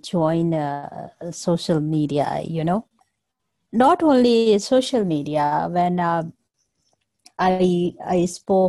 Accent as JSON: {"language": "English", "country": "Nepal", "moved": "as an adult", "lives_now": "Kathmandu, Nepal", "said": "I'm outside from the Kathmandu."}